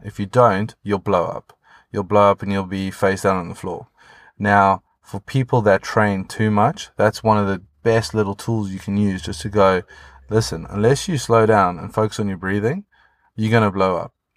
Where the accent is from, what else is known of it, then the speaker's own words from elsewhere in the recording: South Africa; now in United Kingdom; being South African living in the U K